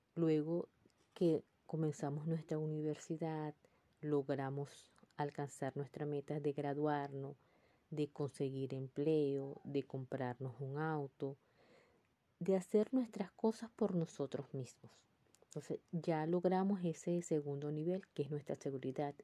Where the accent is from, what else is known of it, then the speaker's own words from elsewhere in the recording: Venezuela; moved away as an adult; Ya había alcanzado el cuarto nivel en mi país, en Venezuela, y ahora estoy en otro país como emigrante